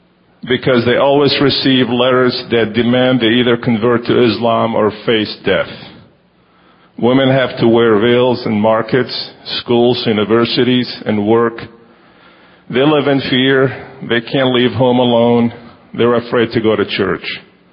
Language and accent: English; Baghdad, Baghdad Governorate, Iraq; moved away; I was born in Baghdad, Iraq, and I was Christian when I came here.